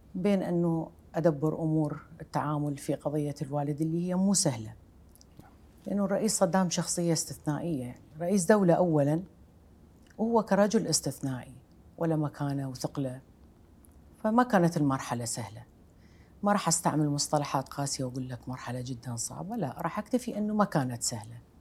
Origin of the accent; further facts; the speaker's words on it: Iraq; moved away as an adult; أنا عراقية وربيت في بيت يذكر العراق كعنوان كبير